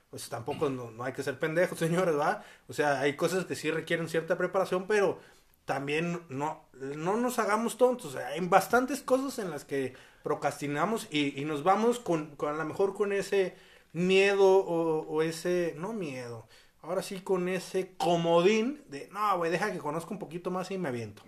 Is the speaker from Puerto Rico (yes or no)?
no; Mexico; como buen mexicano